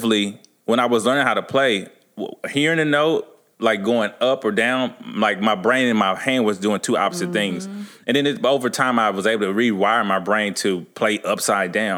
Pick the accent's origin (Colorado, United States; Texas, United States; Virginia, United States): Texas, United States; Dallas; I grew up in a church. I'm from Dallas, Texas.